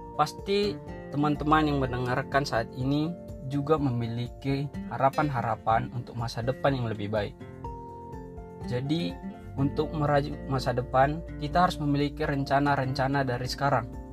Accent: Tarutung, North Sumatra, Indonesia; Saya berasal dari Tarutung

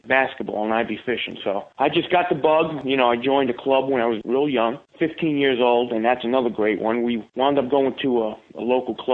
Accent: New York City, New York, United States; also born or lived in Queens, New York; moved back to Brooklyn, New York. So Brooklyn is where I spent most of my time

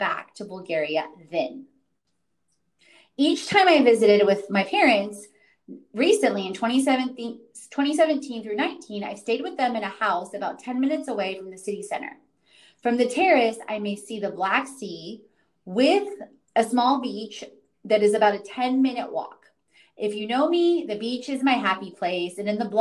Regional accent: Houston, Texas, United States; also born or lived in Katowice, Poland / North Carolina; I grew up in Houston, Texas

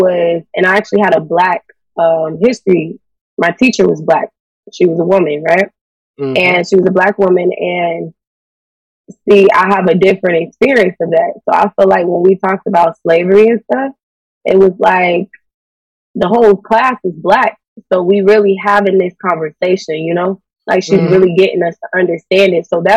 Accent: the South, United States; we're from the South

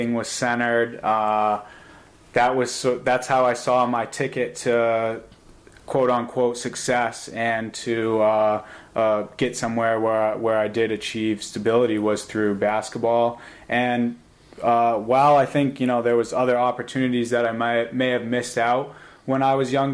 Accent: Concord, United States; growing up in the Salisbury Green apartment complex in Concord

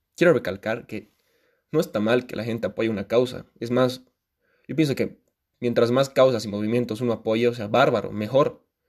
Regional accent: Bolivia; Como bolivianas y bolivianos

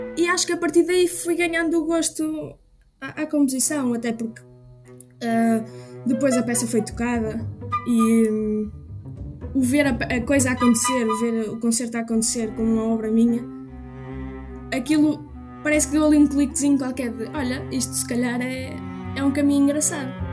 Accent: Trás-os-Montes, Portugal; also born or lived in Porto / Aveiro; nasci no Porto, mas costumo dizer que sou de Trás-os-Montes.

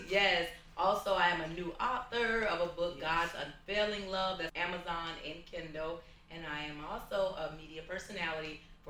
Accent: Chicago, Illinois, United States; I'm from Chicago.

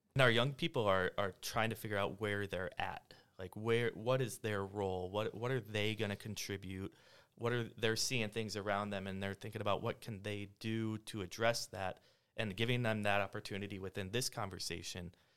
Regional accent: South Dakota, United States; moved away as an adult; I grew up in South Dakota. Four years ago, I moved here with my family

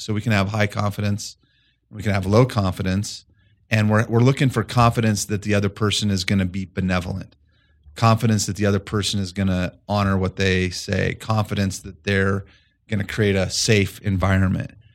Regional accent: Colorado, United States; moved away as an adult; also born or lived in Fort Collins, Colorado; I grew up about three hours east of here in a small farm community

